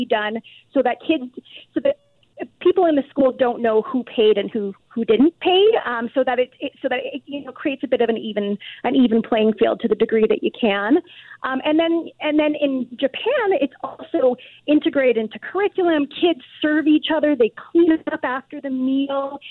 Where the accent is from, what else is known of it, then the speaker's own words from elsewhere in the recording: Canada; for those of us who've been born and raised in Canada